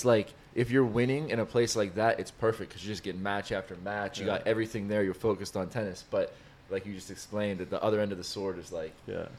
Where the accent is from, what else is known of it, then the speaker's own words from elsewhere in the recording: United States; as an American